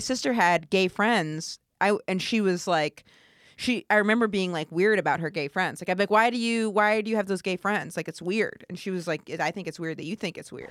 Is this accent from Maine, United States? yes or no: yes; rural Maine, United States; moved away; I'm r, from really rural Maine